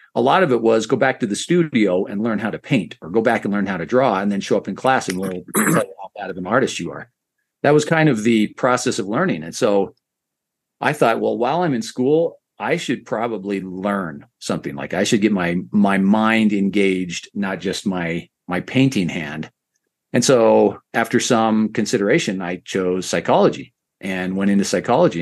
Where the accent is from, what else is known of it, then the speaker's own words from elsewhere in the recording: Idaho, United States; I grew up in Idaho, so neighborhood equated to ward